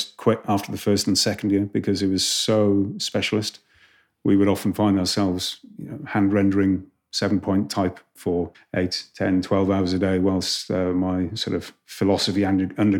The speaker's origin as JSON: {"language": "English", "region": "Wales", "country": "United Kingdom", "also_born_or_lived": "Reading / Amsterdam", "said": "as a Welshman"}